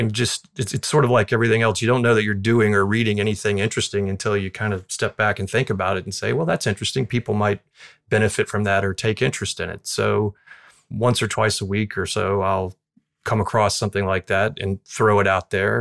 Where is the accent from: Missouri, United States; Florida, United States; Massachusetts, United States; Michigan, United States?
Florida, United States; Southwest; I grew up in Southwest Florida, close to where I practice now